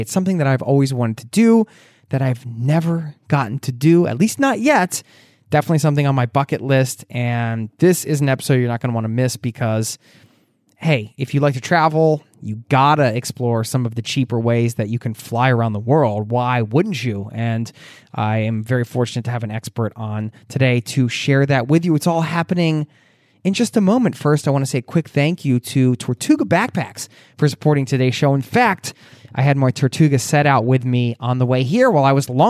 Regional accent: Pennsylvania, United States; you just settled into a new home in Pittsburgh, Pennsylvania, which is my home state.

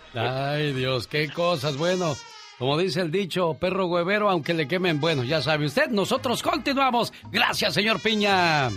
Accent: Mexico City, Mexico; accent: chilango; yo no soy chilango, soy capitalino

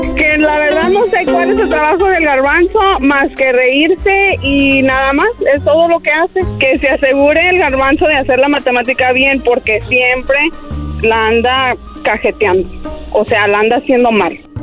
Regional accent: China, Nuevo León, Mexico; en Nuevo León

